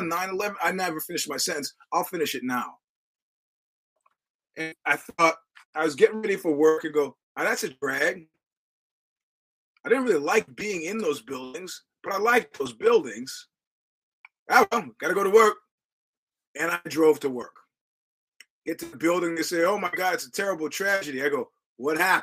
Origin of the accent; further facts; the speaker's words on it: United States; I'm an American